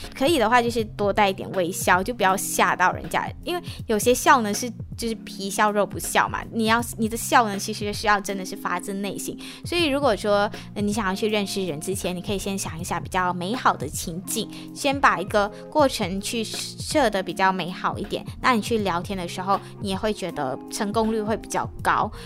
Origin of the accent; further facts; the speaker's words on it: Malaysia; now in Taiwan; 我就来自马来西亚